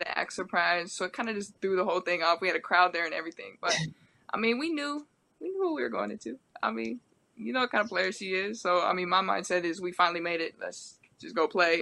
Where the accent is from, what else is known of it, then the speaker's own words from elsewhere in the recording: Medford, Oregon, United States; moved away as an adult; also born or lived in Pullman, Washington; now in Portland, United States; I'm from Medford. Medford's a small okay. town